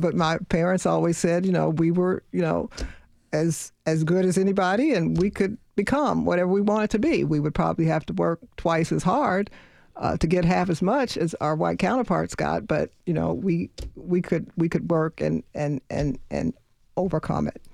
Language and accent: English; Louisville, Kentucky, United States; I grew up in Louisville, Kentucky.